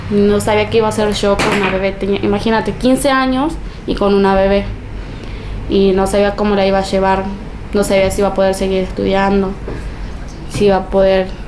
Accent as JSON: {"language": "Spanish", "town": "Villa Amalia", "country": "Argentina", "said": "tengo 17 años y soy de Villa Amalia."}